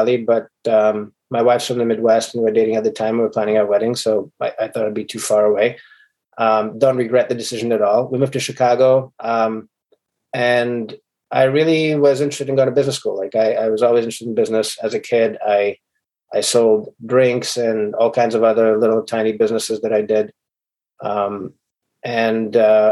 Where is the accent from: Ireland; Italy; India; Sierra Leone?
Sierra Leone; moved away as an adult; also born or lived in Ukraine; now in United States; So I'm an immigrant from Sierra Leone and Ukraine. My mother's Ukrainian, my dad's from Sierra Leone. When I came, my dad is a doctor in Sierra Leone, and I had assisted my dad in surgeries back in Sierra Leone